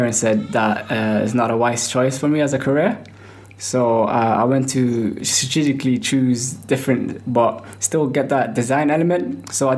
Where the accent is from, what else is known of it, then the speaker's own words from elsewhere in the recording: Manchester, North West England, United Kingdom; I'm from Manchester, England.